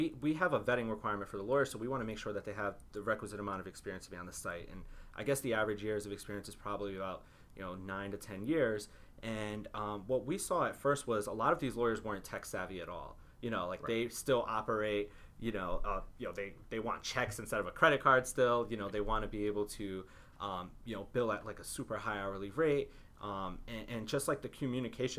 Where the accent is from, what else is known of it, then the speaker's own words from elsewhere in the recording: Waterbury, Connecticut, United States; moved away as an adult; I grew up in Waterbury, Connecticut